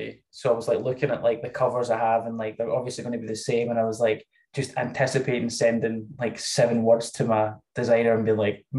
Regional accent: Scotland, United Kingdom; I'm Scottish, which you can probably tell

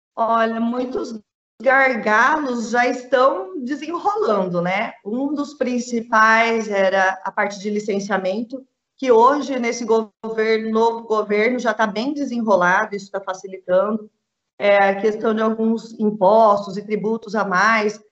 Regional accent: Presidente Prudente, São Paulo, Brazil; moved away as an adult; now in Jaboticabal, Brazil; eu sou de Presidente Prudente, região muito produtora de bovinos

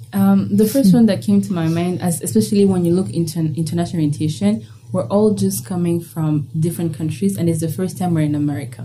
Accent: Kigali, Rwanda; moved away as an adult; now in United States; I'm from Kigali, Rwanda

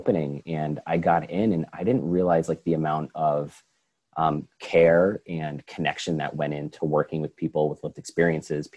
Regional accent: Schenectady, New York, United States; moved away as an adult; also born or lived in Oregon / Pittsburgh; I was born and raised in Schenectady

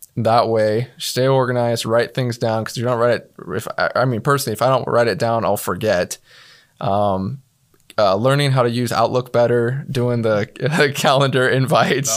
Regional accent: Star, Idaho, United States; I'm from Starr, Idaho. Uh, for those of you that, that don't know, that's a little town in southern Idaho

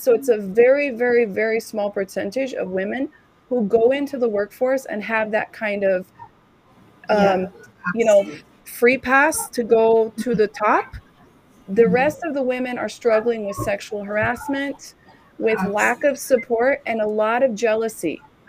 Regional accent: San Francisco, California, United States; also born or lived in Africa / Germany; So I'm from San Francisco. I lived there from all my adult life. All right. Before that, I lived in Africa. I lived in Germany. I lived in the islands.

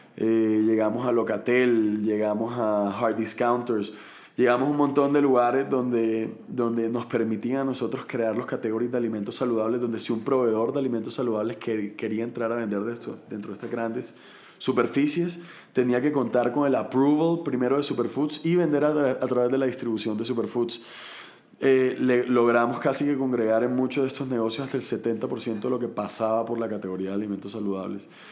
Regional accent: Barranquilla, Atlántico, Colombia; also born or lived in Cali; soy colombiano, nací en Cali, pero me crié toda la vida en Barranquilla, en la costa del país

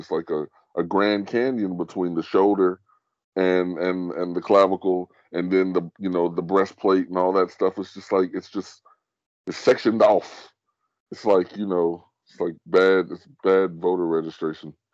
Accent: United States; I'm an American

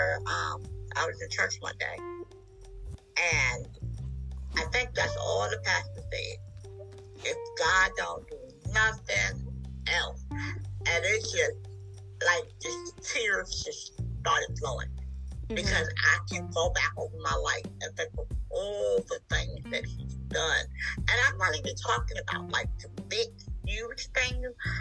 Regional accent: Washington, District of Columbia, United States; now in Wilmington, United States; I am originally from Washington, D.C.

